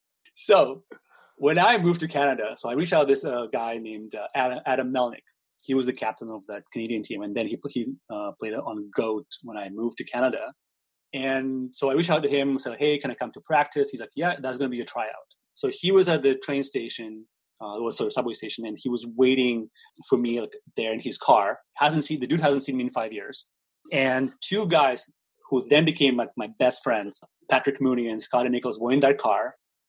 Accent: Russia

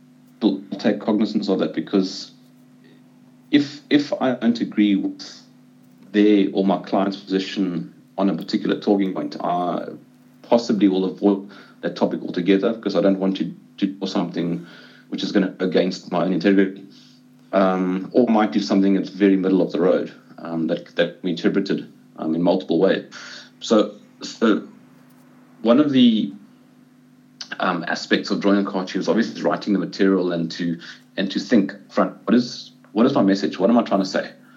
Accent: South Africa; as a South African

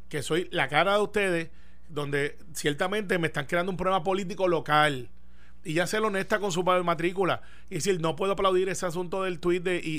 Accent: Puerto Rico; Y por los puertorriqueños, somos parte de esa, raza, somos latinos.

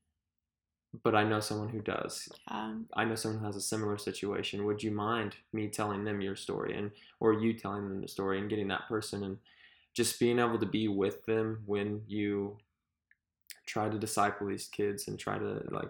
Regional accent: Missouri, United States; we came from Missouri

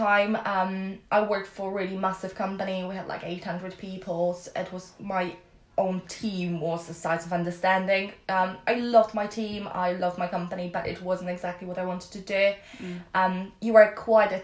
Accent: Poland; moved away as an adult; I came from Poland

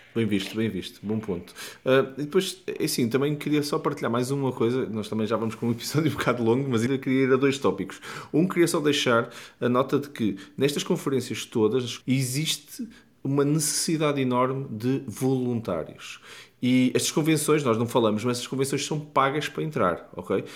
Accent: Porto, Norte, Portugal; no Porto, minha cidade natal

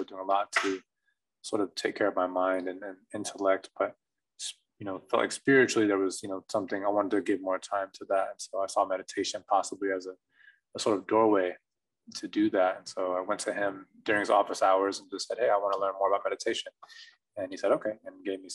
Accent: Lawton, Oklahoma, United States; moved away as an adult; also born or lived in Ottawa, Kansas; now in Santa Cruz, United States; I'm born and raised in Lawton, Oklahoma

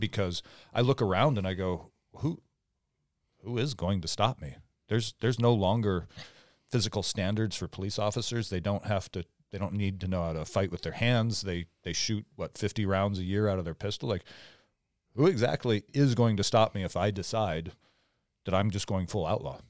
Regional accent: Omak, Washington, United States; I grew up in Omac, Washington, where it's, like, really economically depressed

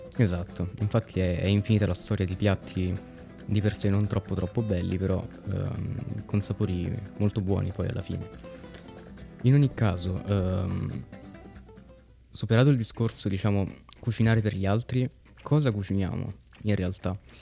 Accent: Italy; Noi siamo nati e cresciuti in Italia

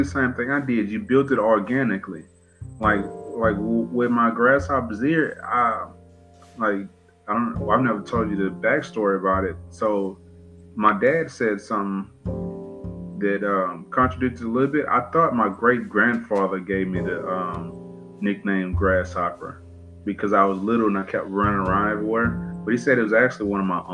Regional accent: Cheek, Texas, United States; also born or lived in Beaumont, Texas; I live in Beaumont, but born and raised in Cheek, Texas, but it's right outside of Beaumont

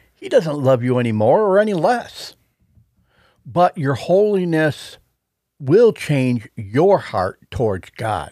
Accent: Buffalo, New York, United States; our hometown team

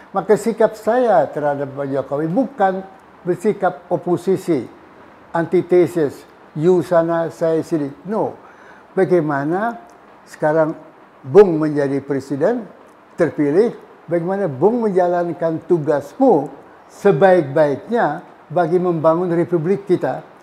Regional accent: West Sumatra, Indonesia; Jadi sebagai orang Sumatera, orang Minang, hitam adalah hitam, putih adalah putih, jebret.

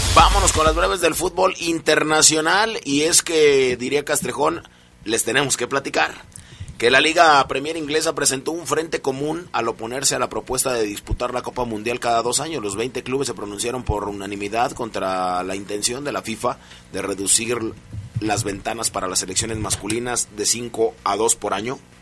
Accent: Argentina; mi tierra

